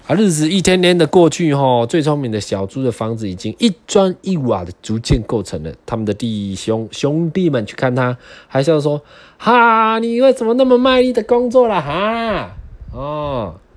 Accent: southern Taiwan, Taiwan; moved away; 我是南部人嘛，所以来北部一定会有一些文化上的体验

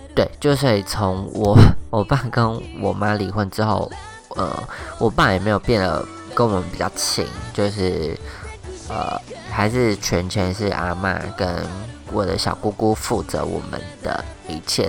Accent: Taoyuan, Taiwan; 我们在我们家乡开店，一间日本料理店这样子

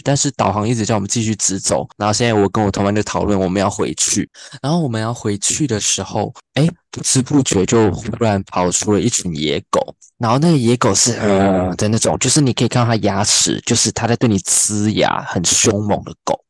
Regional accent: Taiwan; 我是台湾人

